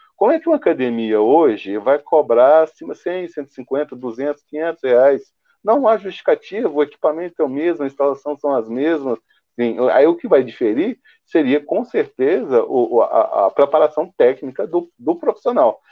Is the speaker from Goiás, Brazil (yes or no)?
yes; Goiás, Brazil; eu sou goiano